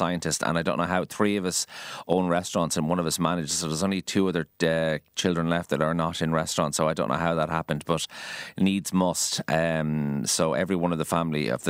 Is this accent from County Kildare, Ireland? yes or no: yes; County Kildare, Ireland; also born or lived in Dublin; now in Galway, Ireland; I went to school in Kildare, so that's where I'm from.